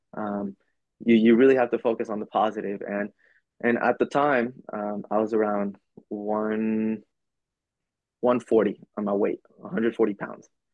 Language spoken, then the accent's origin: English; Oklahoma, United States; also born or lived in El Paso, Texas / Mexico (ancestry); now in Virginia, United States; I was born in, in Oklahoma. I was raised in Oklahoma